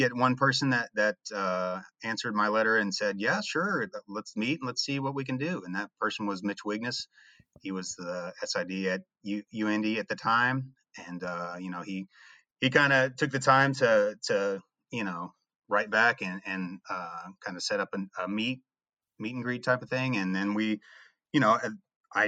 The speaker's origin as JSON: {"language": "English", "region": "Indiana", "country": "United States", "said": "being, you know, from Indiana"}